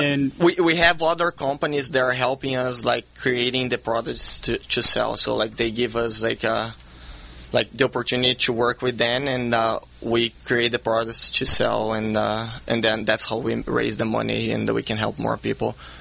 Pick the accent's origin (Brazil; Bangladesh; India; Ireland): Brazil; now in California, United States; I grew up in Brazil.